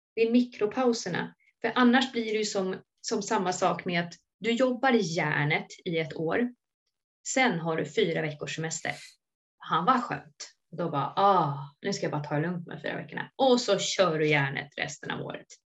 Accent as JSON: {"language": "Swedish", "town": "Sorunda", "region": "Stockholm County", "country": "Sweden", "tie": "born or raised there", "also_born_or_lived": "Solna", "said": "flyttade ner till Sorunda då, där jag också är uppväxt"}